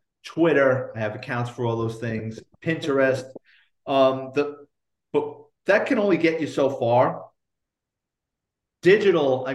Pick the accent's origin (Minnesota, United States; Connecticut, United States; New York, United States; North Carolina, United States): New York, United States; New York City; growing up in the Bronx in the 70s and 80s